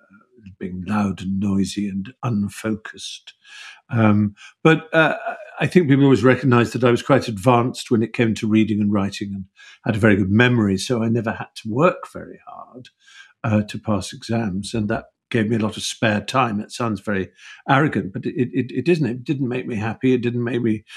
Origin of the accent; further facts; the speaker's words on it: Norfolk, East of England, United Kingdom; also born or lived in Buckinghamshire; when I was seven, we moved from Buckinghamshire to Norfolk